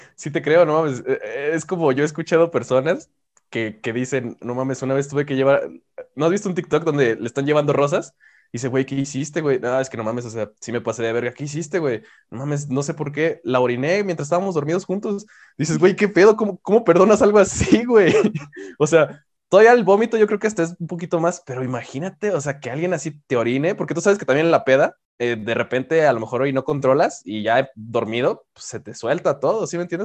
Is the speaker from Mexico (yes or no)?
yes; Mexico; tengo que ser mexicano y como buen mexicano